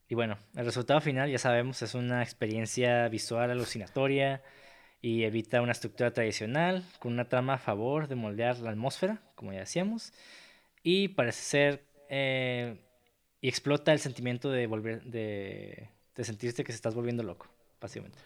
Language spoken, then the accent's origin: Spanish; Mexico; soy mexicano